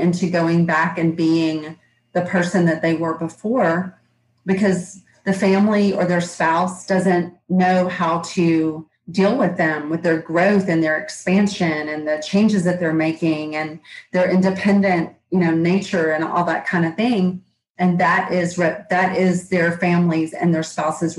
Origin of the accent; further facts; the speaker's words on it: Georgia, United States; accent: Southern; I'm in Georgia. You can probably tell from my accent